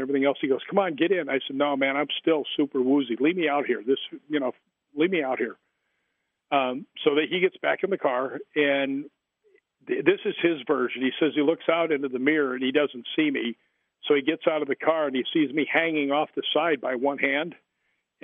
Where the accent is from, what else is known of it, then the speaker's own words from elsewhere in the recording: Chicago, Illinois, United States; because I grew up in Chicago